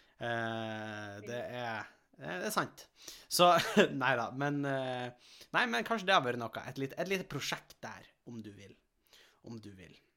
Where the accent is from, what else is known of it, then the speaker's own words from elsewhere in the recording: Helgeland, Nordland, Norway; now in Asker, Norway; vi har jo ikke veldig gode skimiljø der vi kommer fra. Altså, det er jo snø, men vi bor jo på, kysten, bor på kysten på Helgeland